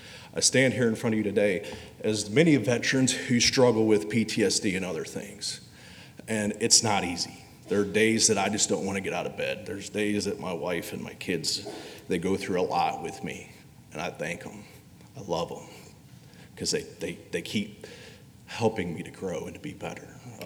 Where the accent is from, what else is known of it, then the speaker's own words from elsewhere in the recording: Indiana, United States; when I moved down here from Indiana, yeah, I'm a Yankee.